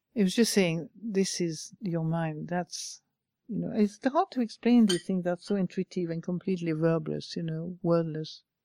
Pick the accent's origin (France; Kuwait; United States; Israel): France; English is a second language; moved away; I'm French, I'm not even English.